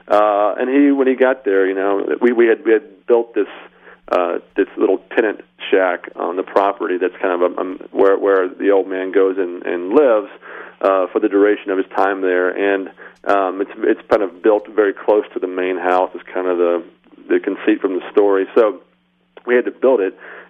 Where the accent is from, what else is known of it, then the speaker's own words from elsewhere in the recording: Atlanta, Georgia, United States; I grew up in Atlanta